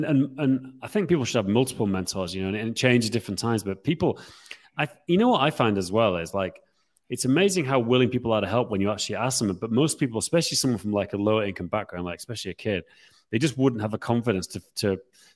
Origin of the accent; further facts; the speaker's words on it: Yorkshire and the Humber, United Kingdom; What I grew up with in Yorkshire